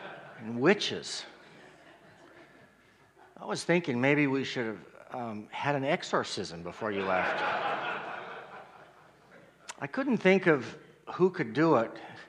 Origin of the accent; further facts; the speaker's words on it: Colorado, United States; I'm from Colorado.